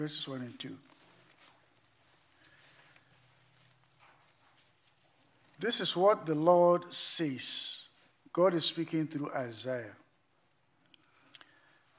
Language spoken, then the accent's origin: English; Ghana; moved away